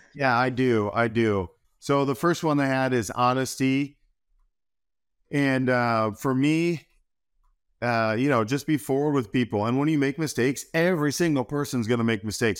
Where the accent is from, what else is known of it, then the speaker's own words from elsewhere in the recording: Wisconsin, United States; moved away as an adult; also born or lived in New York; now in Hilmar, United States; I grew up in Wisconsin